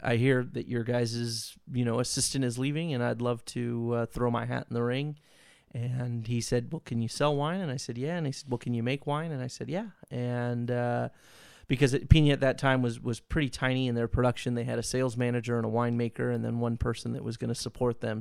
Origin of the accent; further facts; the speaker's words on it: Vacaville, California, United States; moved away as an adult; I grew up in Vacaville